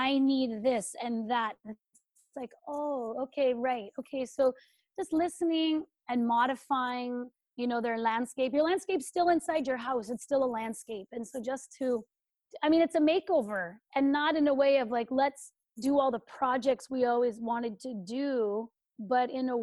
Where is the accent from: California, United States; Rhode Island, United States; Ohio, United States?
California, United States; I'm from California, where houses fell down